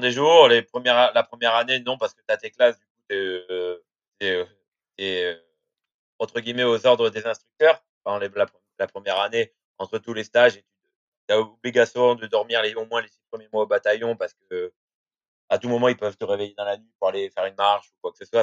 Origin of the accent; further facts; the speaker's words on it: Bordeaux, Nouvelle-Aquitaine, France; je suis de Bordeaux